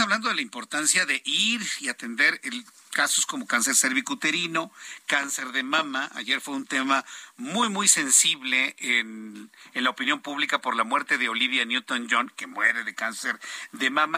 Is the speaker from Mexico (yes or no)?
yes; Mexico; mi reacción como mexicano